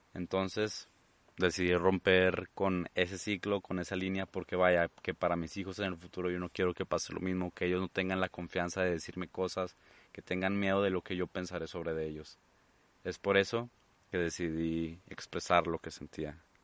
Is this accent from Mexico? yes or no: yes; Mexico; mi país, México